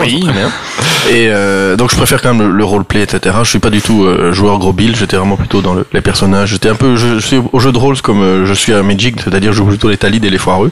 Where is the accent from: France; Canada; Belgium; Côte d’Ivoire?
Belgium; Brussels, Brussels-Capital Region; Je suis bruxellois